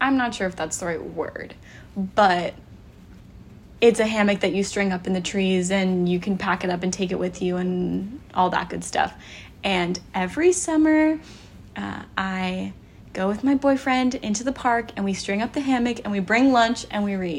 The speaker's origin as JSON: {"language": "English", "region": "Pacific Northwest", "country": "United States", "tie": "born or raised there", "said": "growing up in the Pacific Northwest, we are very rooted in outdoor activities."}